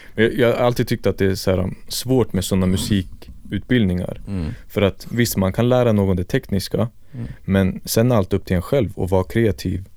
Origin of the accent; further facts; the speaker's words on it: Stockholm, Stockholm County, Sweden; född och uppvuxen här i Stockholm